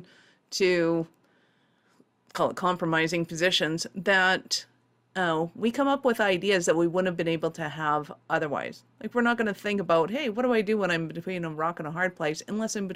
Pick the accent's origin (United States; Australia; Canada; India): Canada; being Canadian